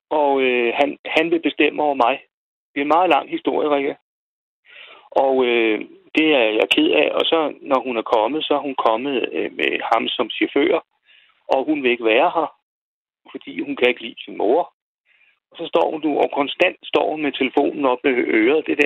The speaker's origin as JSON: {"language": "Danish", "town": "Roskilde", "region": "Zealand", "country": "Denmark", "said": "Jeg er fra Roskilde."}